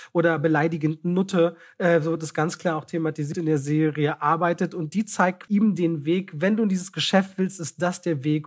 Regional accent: Berlin, Germany; Ich bin ja in Friedrichshain groß geworden

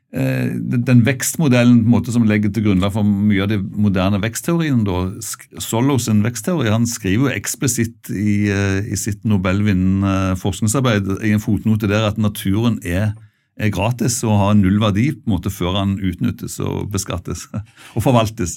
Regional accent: Bjerkreim, Rogaland, Norway; i det fylket jeg kommer fra, rundt Bjerkreim og altså i Rogaland

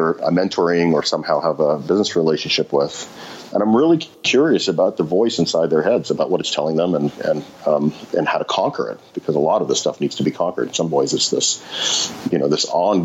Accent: Montreal, Quebec, Canada; moved away as an adult; now in New York, United States; in high school growing up in Montreal

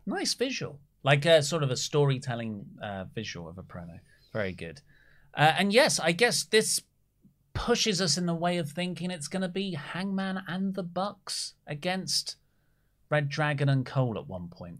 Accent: Australia; As an Australian

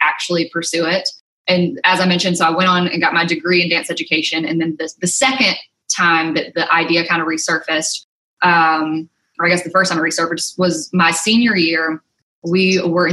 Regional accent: Mobile, Alabama, United States; moved away as an adult; also born or lived in Mississippi; now in Nashville, United States; I grew up in Mobile, Alabama, actually a small town right outside of Mobile

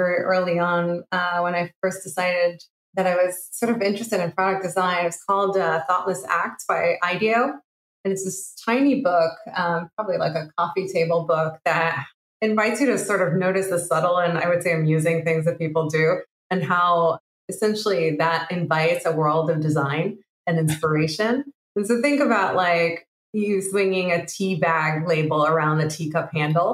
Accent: Israel; moved away as an adult; I'm originally from Israel

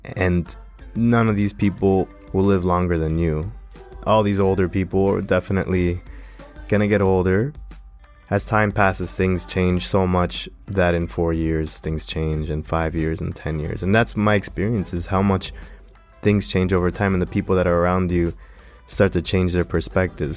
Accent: Miami, Florida, United States; I was born in Florida

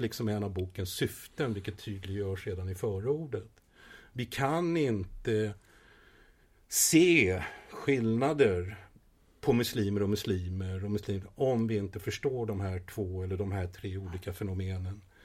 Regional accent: Sweden; moved away as an adult; also born or lived in Israel; jag växte upp i Sverige

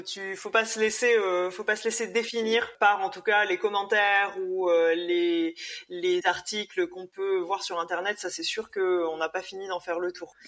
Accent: Réunion; je suis née à la Réunion mes parents aussi

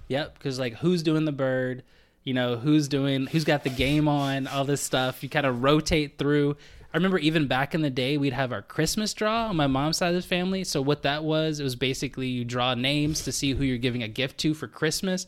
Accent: United States; moved away as an adult; now in Canada; me as an American.

